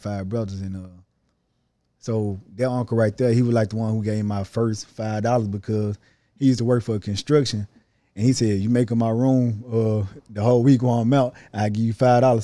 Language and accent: English; Holly Springs, Mississippi, United States; I'm from Holly Springs, Mississippi.